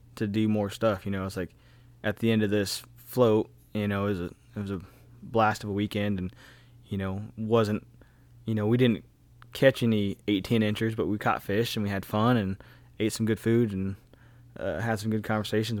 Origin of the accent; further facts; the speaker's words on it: Kansas, United States; growing up in Kansas